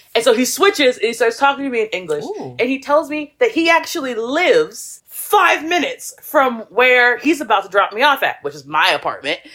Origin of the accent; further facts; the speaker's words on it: southern Virginia, United States; moved away as an adult; also born or lived in Florida / Washington, DC area; now in Busan, South Korea; I was raised in like s- this small town in southern Virginia in the middle of nowhere